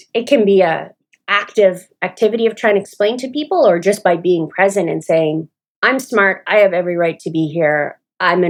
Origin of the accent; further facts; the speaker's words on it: Toronto, Ontario, Canada; moved away as an adult; also born or lived in Atlanta, Georgia; now in Smyrna, United States; I'm Canadian, and when I go home to Toronto